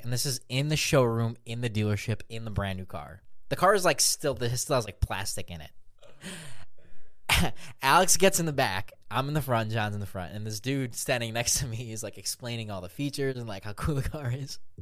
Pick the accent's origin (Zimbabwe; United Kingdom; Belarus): Belarus; Minsk; I was born in Belarus, Minsk specifically